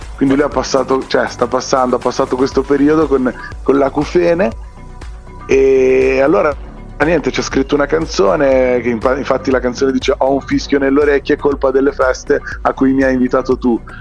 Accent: province of Bologna, Emilia-Romagna, Italy; nel mio paese, che è qua in provincia di Bologna

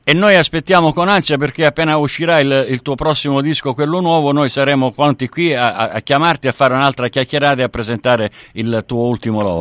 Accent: Sicily, Italy; now in Australia; io son siciliano

